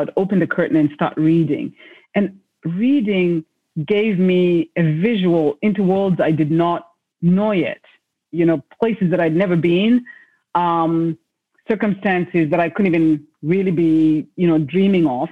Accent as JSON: {"language": "English", "country": "Zimbabwe", "tie": "born or raised there", "said": "I was born in Zimbabwe in a place where being a girl child meant that um, there were certain sort of paths you're supposed to take"}